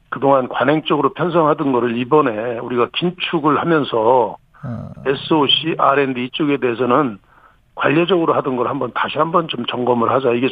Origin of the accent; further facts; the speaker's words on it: Cheonan, South Chungcheong, South Korea; 그 성환이면 제 고향입니다.